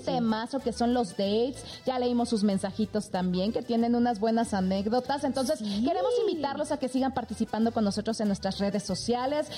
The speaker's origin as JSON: {"language": "Spanish", "region": "Tabasco", "country": "Mexico", "moved": "yes", "lives_now": "Mexico City, Mexico", "said": "yo soy de Tabasco"}